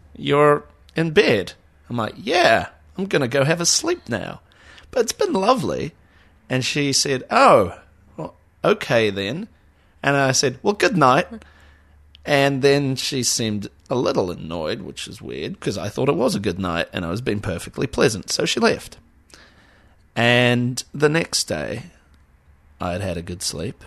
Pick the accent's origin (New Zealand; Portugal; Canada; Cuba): New Zealand; Auckland; I'm from Auckland.